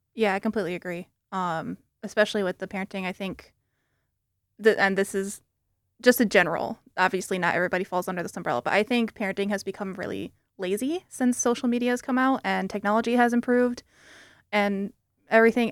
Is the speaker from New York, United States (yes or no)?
no; South Haven, Michigan, United States; moved away as an adult; now in East Lansing, United States; I'm actually not from the Lansing area. I'm from South Haven, um, which is two hours away from here